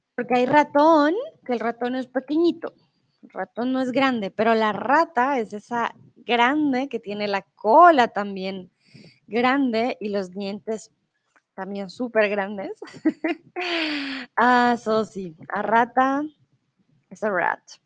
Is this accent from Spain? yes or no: no; Colombia; also born or lived in Mexico; now in Germany; Soy de Colombia. Comúnmente vivo en Alemania